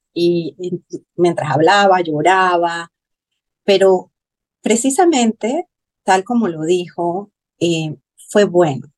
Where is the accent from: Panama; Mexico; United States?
Panama; soy de Panamá